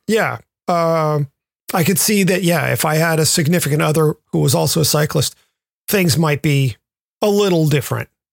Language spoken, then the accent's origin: English; the South, United States; moved away; growing up in the South, I spent a lot of time on the water